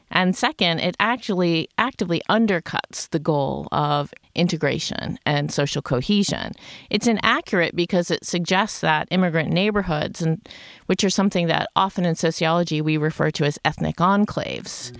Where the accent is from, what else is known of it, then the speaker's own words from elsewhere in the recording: United States; moved away as an adult; also born or lived in New York City; now in Sweden; I'm originally from the United States